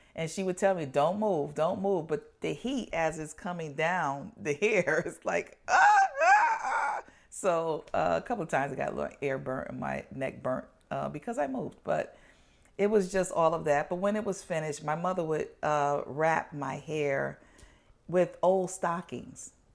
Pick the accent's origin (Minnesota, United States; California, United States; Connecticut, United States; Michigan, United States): Connecticut, United States; New Haven; I was born in New Haven, Connecticut